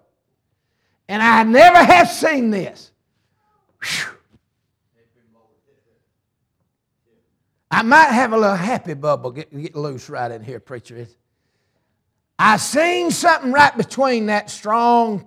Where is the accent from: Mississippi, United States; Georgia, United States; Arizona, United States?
Georgia, United States; Ringgold; also born or lived in Tunnel Hill, Georgia; I'm halfway from Tunnel Hill and the other half from Ringgold